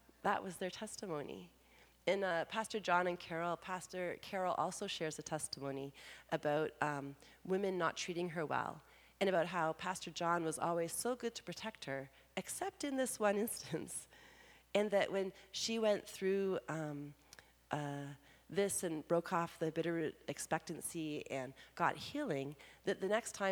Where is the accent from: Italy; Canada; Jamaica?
Canada; Being Canadian